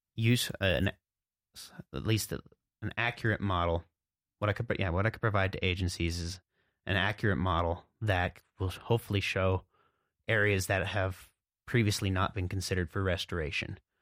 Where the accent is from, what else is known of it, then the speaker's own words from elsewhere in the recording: Jackson, Montana, United States; I grew up here in Montana in the southwest corner, a little town called Jackson